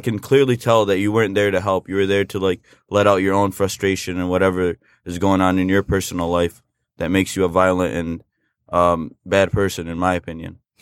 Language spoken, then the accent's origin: English; United States; I'm an American citizen. I was born and raised here